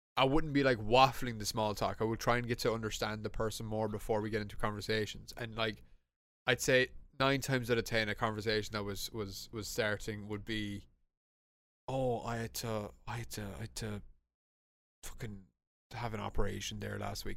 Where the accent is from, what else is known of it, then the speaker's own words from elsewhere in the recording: Ireland; we're an English-speaking country